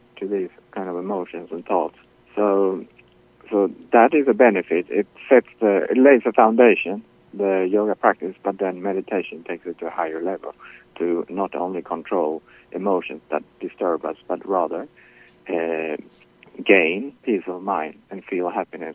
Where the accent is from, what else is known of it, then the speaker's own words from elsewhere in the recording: Sweden; now in Queens, New York, United States; Originally, I'm from Sweden.